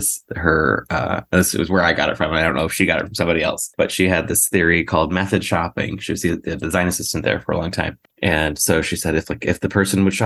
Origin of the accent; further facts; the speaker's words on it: Central Illinois, United States; I grew up in Central Illinois